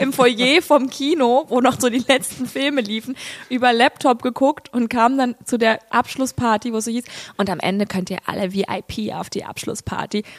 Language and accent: German; Saarbrücken, Saarland, Germany; Ich komme ja aus Saarbrücken